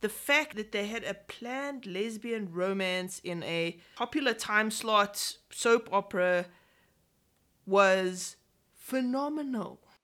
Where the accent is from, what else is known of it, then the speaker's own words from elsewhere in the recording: England, United Kingdom; I am very English